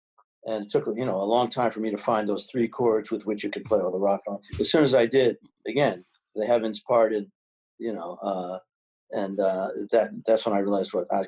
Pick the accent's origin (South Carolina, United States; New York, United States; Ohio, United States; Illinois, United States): New York, United States; New York City; born there; No. I was born in New York City. My family moved to the suburbs, and then I moved back to New York as soon as I could, back to the city.